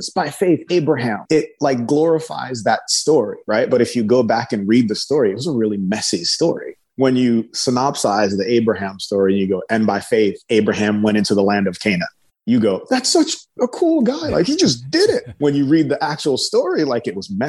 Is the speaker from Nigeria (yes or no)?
yes; Nigeria; I'm from Nigeria